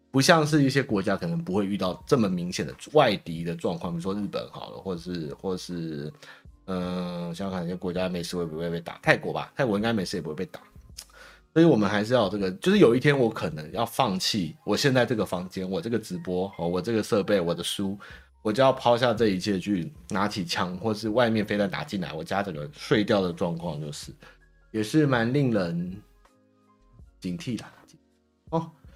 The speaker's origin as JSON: {"language": "Chinese", "country": "Taiwan", "said": "我们台湾人"}